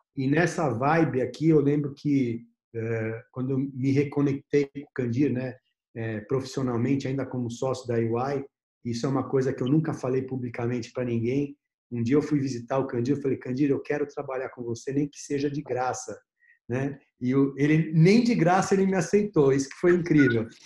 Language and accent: Portuguese; Brazil; como brasileiro